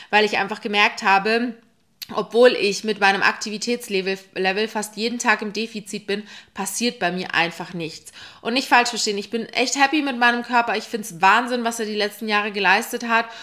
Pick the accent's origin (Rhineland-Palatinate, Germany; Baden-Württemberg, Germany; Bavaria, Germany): Bavaria, Germany; Munich; now in Berlin, Germany; Ich komme eigentlich aus München. Ich bin 2018 nach Berlin gezogen